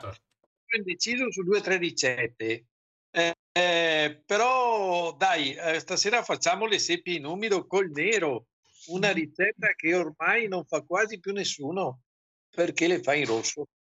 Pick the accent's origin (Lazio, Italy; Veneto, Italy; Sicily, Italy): Veneto, Italy; Venice; siamo veneziani